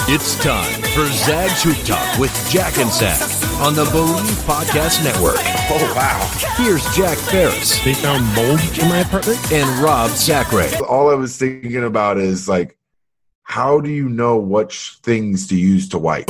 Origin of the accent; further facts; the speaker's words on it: Canada; I'm from Canada